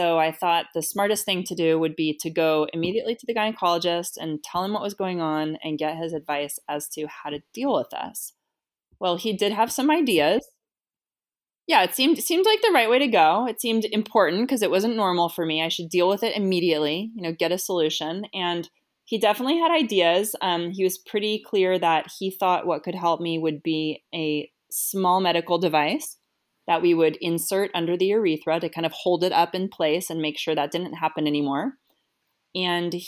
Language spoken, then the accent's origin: English; Los Altos, California, United States; moved away as an adult; also born or lived in Los Angeles, United States; now in Geneva, Switzerland; I'm from Los Altos, California, grew up there, and I am currently living near Geneva, Switzerland